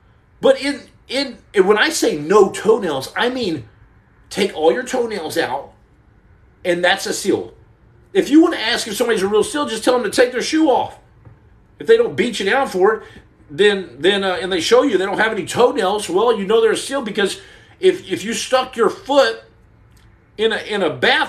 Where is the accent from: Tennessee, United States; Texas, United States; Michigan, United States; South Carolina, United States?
Texas, United States; Muleshoe; I'm from West Texas, Dr. Mac Daddy. I'm from Mule Shoe, Texas.